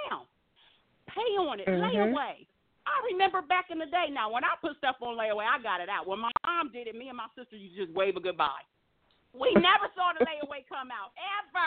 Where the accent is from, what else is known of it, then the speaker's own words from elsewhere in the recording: Ohio, United States; now in Las Vegas, United States; I'm a Midwest girl born and raised in Ohio.